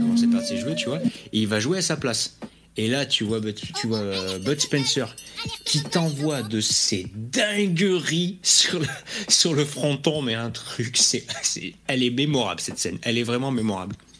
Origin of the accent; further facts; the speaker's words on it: Bayonne, Nouvelle-Aquitaine, France; je suis de Bayonne